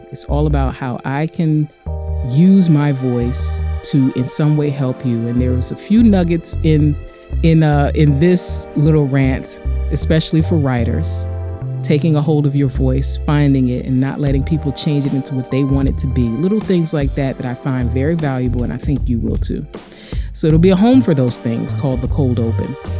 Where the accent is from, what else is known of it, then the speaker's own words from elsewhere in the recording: United States; We're both American women, we're both Black